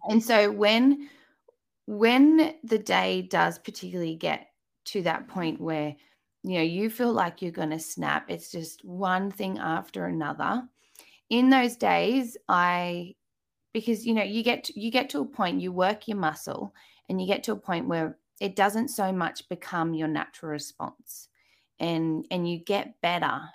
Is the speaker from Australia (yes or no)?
yes; Australia; accent: Australian; by my accent, you can tell I am in Australia